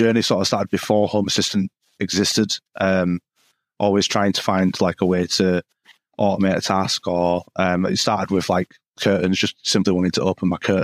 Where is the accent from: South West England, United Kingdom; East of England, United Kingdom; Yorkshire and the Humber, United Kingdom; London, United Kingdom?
Yorkshire and the Humber, United Kingdom; Halifax; I'm from the UK, a small town in Yorkshire called Halifax